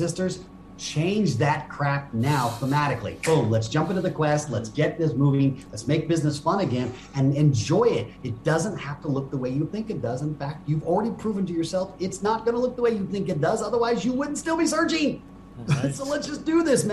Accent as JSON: {"language": "English", "country": "Japan", "tie": "born or raised there", "said": "I grew up in Japan"}